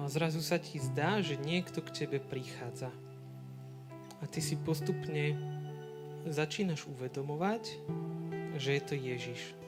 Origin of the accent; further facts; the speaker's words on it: Rybany, Trenčín Region, Slovakia; moved away as an adult; now in Sereď, Slovakia; teraz mám birmovancov v Rybanoch, u nás v dedine